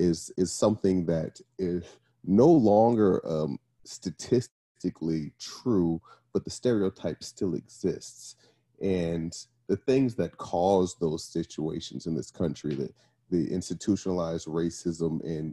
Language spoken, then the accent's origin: English; Brooklyn, New York, United States; now in Arizona, United States; I am from Brooklyn, New York, originally. By way of lots of other places, just landed in Arizona.